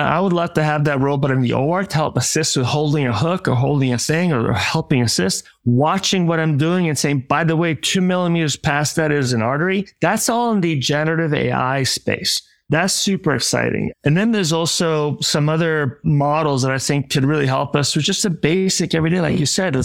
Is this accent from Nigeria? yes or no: no; Italy; now in United States; in Italy, my home country